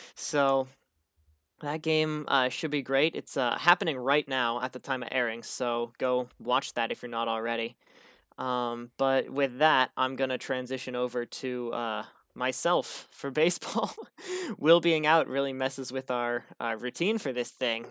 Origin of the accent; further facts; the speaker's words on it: St. Louis, Missouri, United States; now in Seattle, United States; my hometown Saint Louis